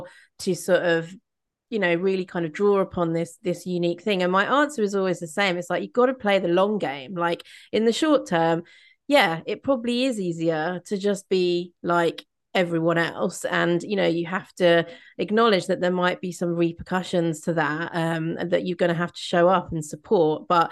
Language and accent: English; Midlands, United Kingdom; moved away; I grew up in the Midlands, and there's like a real sort of style of like humor and banter up there